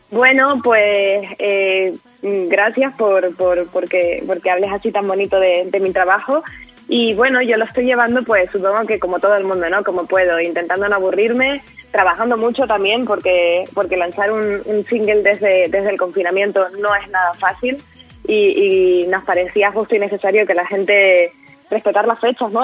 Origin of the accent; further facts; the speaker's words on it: San Cristóbal de La Laguna, Canary Islands, Spain; en mi tierra, la laguna, eh, donde yo soy